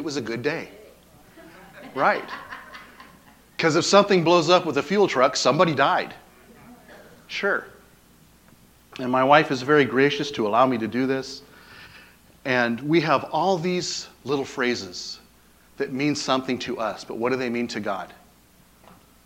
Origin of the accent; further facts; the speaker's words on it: Acme, Washington, United States; now in Paradise, United States; I am from Washington State. I grew up in a little town called Acme